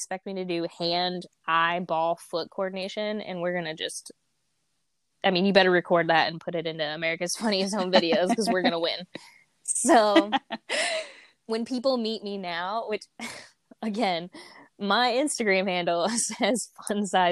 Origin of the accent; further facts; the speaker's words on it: rural area near Louisville, Kentucky, United States; I claim Louisville, Kentucky, because Louisville is like the big city nearby. I'm really from the sticks